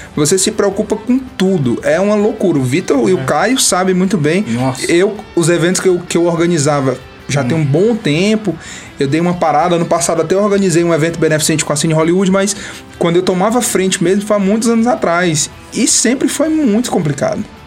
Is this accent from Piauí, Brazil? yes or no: yes; Campo Maior, Piauí, Brazil; also born or lived in Minas Gerais; now in Teresina, Brazil; quando eu comecei a tocar aqui em Teresina, que eu sou de Campo Maior, quando eu vim de lá pra cá